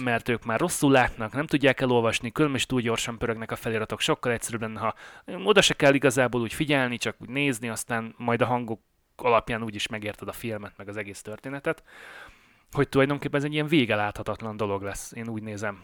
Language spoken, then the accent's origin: Hungarian; Budapest, Hungary; moved away as an adult; now in Canada; én Pesten nőttem föl